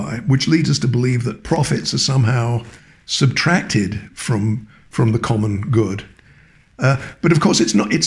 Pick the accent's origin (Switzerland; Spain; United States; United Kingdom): United Kingdom; England; moved away as an adult; also born or lived in Cambridge; now in Toronto, Canada; I was born and educated in England